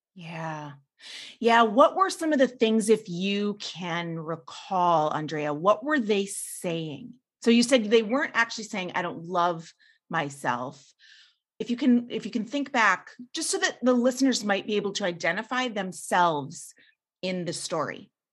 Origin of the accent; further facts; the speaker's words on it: Midwest, United States; Being a mes-, Midwest girl